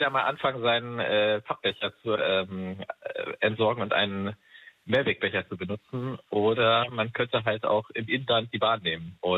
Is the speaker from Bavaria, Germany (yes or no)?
yes; Würzburg, Bavaria, Germany; aus Würzburg ursprünglich